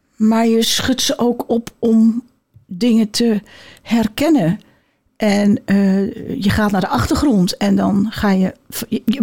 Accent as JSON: {"language": "Dutch", "town": "Amsterdam", "region": "North Holland", "country": "Netherlands", "said": "ik kom uit Amsterdam"}